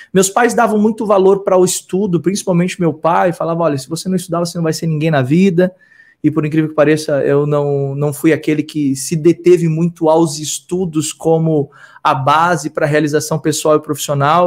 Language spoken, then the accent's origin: Portuguese; Rio Grande do Sul, Brazil; nasci no Rio Grande do Sul, sou filho de uma operária de fábrica e de um mecânico, e a minha jornada começa lá no Rio Grande do Sul